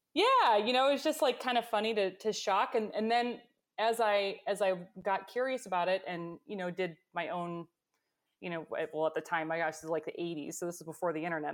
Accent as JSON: {"language": "English", "region": "Michigan", "country": "United States", "tie": "born or raised there", "said": "was born and raised in Michigan"}